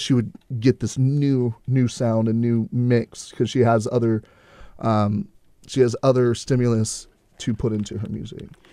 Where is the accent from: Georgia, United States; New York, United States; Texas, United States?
Texas, United States; Houston; I'm from Houston